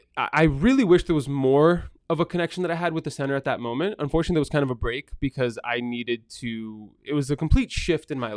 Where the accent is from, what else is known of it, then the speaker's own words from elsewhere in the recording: Framingham, Massachusetts, United States; also born or lived in Brazil; now in Marlborough, United States; grew up in Framingham, lived in Marlborough now for a really long time